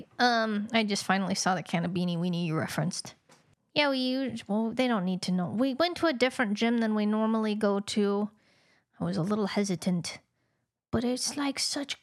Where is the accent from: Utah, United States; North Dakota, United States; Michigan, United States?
Utah, United States; Utah County